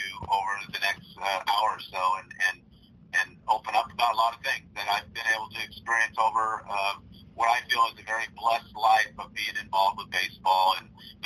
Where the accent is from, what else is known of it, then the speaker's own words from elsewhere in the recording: Cerritos, California, United States; I was a local product, as you said. I grew up in Cerritos, prepped at Cerritos High School